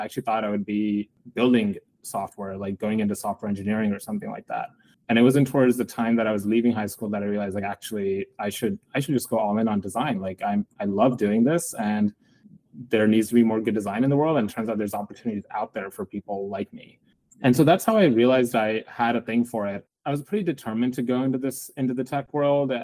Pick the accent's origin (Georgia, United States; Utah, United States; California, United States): California, United States; East Bay, San Francisco Bay Area; I grew up in the San Francisco Bay Area in the East Bay